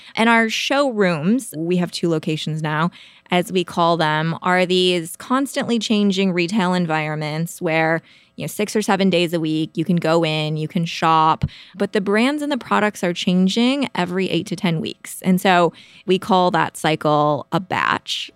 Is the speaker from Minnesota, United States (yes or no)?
yes; Midwest, suburbs of Minneapolis, Minnesota, United States; moved away as an adult; also born or lived in Notre Dame, Indiana; now in San Francisco Bay Area, United States; I am a Midwesterner by background